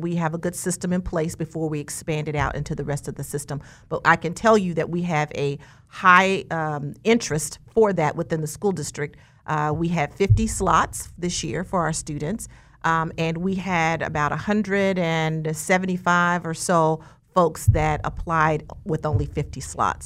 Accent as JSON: {"language": "English", "town": "Wichita", "region": "Kansas", "country": "United States", "tie": "born or raised there", "said": "I was born and raised here in Wichita, Kansas."}